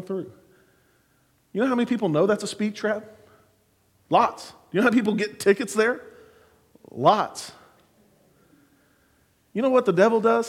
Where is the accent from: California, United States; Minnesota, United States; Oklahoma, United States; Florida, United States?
Oklahoma, United States; Clinton; now in Oklahoma City, United States; When I was growing up in Clinton